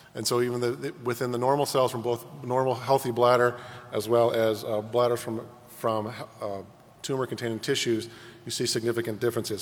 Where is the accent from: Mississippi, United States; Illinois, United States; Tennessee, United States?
Illinois, United States; Chicago; my hometown of Chicago